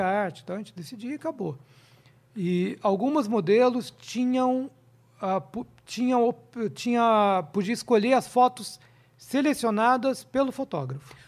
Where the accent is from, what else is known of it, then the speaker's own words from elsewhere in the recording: interior of Minas Gerais, Brazil; moved away; eu sou do interior de Minas, minha cidade é desse tamanho, 20 mil habitantes